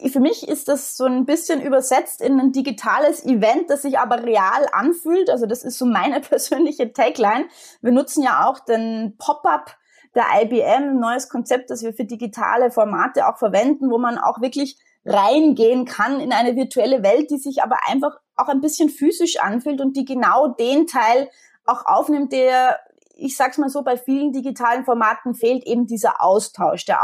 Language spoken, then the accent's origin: German; Austria; jetzt bin ich Österreicherin, wie man unschwer erkennen kann und wie viele Österreicher bin ich absolut Wintersportfanatisch.